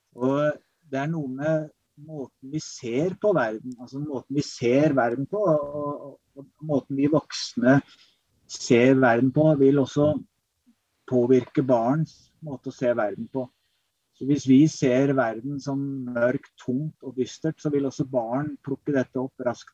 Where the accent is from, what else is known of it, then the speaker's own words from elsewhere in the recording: Kongsberg, Buskerud, Norway; moved away as an adult; also born or lived in Oregon, United States / Berkeley, California, United States; Jeg vokste opp på Kongsberg, eh, men dro som 18-åring til USA. Vært der i tolv år.